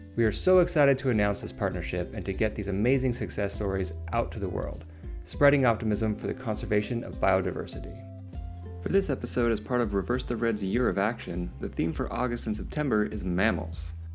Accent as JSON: {"language": "English", "country": "United States", "said": "being ignorant Americans"}